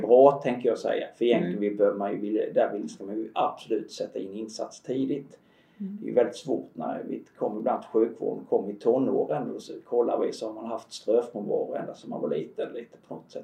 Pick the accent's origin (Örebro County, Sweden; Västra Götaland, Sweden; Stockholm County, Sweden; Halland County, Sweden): Halland County, Sweden; nu är jag ju född och uppvuxen i Halland